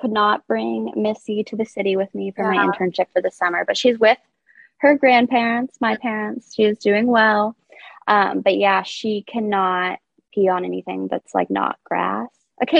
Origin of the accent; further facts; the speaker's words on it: Midwest, United States; yeah, I'm from the Midwest. Yeah. I'm a Midwestern like, girl at heart.